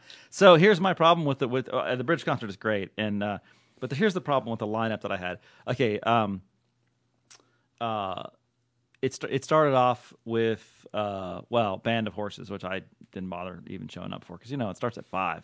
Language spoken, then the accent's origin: English; Oakland, California, United States; in Oakland, Oaklandish, my home, my hometown